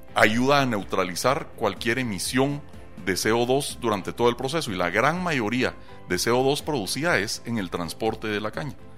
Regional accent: Guatemala

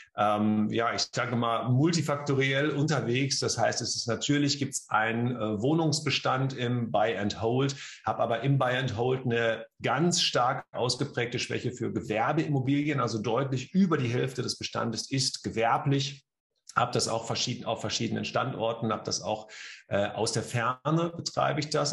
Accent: Bielefeld, North Rhine-Westphalia, Germany; komme aus und lebe in Bielefeld

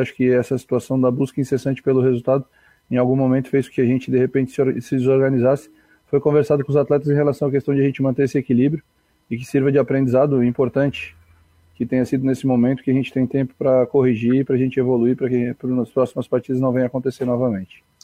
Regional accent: Tubarão, Santa Catarina, Brazil; eu sou de Tubarão

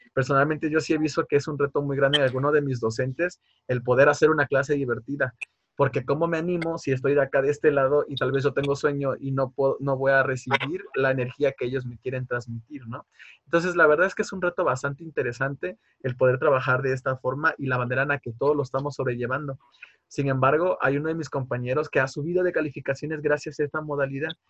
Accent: Tabasco, Mexico; moved away as an adult; now in Querétaro, Mexico; yo soy del estado de Tabasco

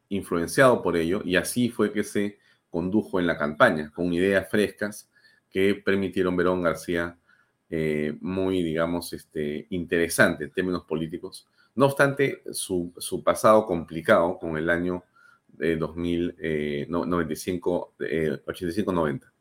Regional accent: Peru; yo también creo, como muchos peruanos y como muchos apristas, sin duda, que ha sido una gran pérdida para el país

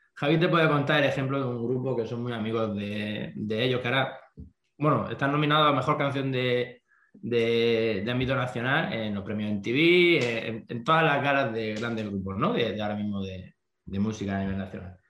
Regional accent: Almería, Andalusia, Spain; somos una banda de punk pop que venimos de Almería, de España, de de una zona costera

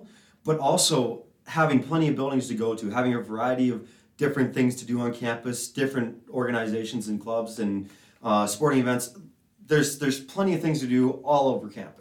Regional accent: Bemidji, Minnesota, United States; moved away as an adult; now in Grand Forks, United States; I'm from Bemidji, Minnesota. If you don't know where that is, it's only 2 hours east of Grand Forks, just off of Highway 2. I was born and raised there all my life

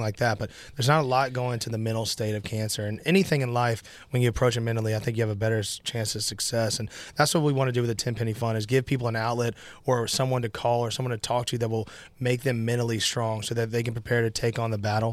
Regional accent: Nashville, Tennessee, United States; I'm born and raised in Nashville

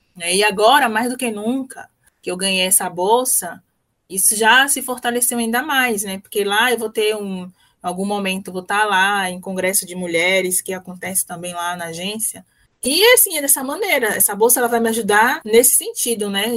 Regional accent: Salvador, Bahia, Brazil; eu sou de Salvador, de um bairro pobre em Salvador, periferia

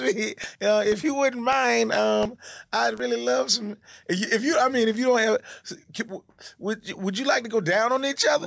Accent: Decatur, Georgia, United States; moved away as an adult; now in New York, United States; I am from Atlanta.

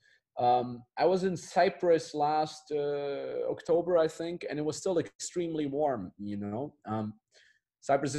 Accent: Austria; moved away as an adult; my hometown is in the Austrian Alps

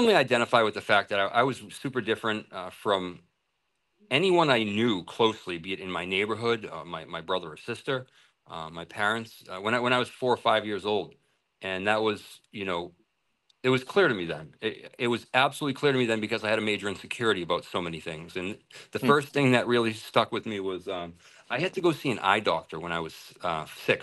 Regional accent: Massachusetts, United States; moved away as an adult; also born or lived in Singapore / Thailand; I went to Central Catholic and that's in Lawrence, Mass. I grew up in Mass

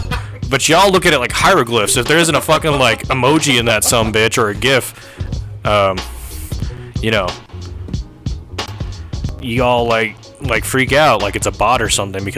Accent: Arizona, United States; I grew up in Arizona.

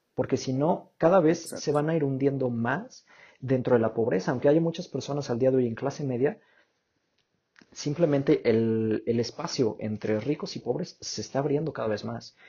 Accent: Mexico

